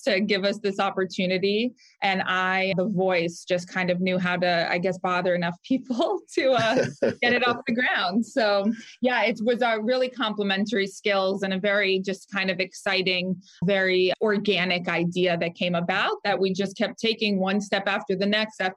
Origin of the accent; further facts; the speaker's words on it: Rockville, Maryland, United States; moved away as an adult; also born or lived in Delaware; now in Philadelphia, United States; I'm originally from Rockville, Maryland in the DC area